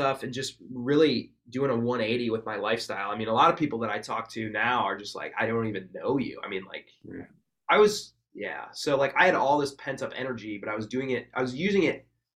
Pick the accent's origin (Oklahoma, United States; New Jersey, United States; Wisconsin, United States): Wisconsin, United States; I was from Wisconsin too